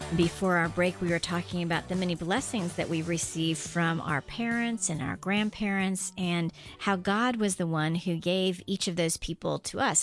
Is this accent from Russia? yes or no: no; Guam; moved away as an adult; I grew up on Guam, age two to seventeen